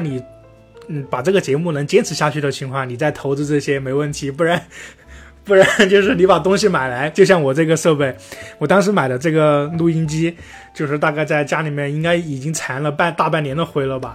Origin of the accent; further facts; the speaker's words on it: Sichuan, China; accent: Sichuan-accented Mandarin (川普); 我现在这个川普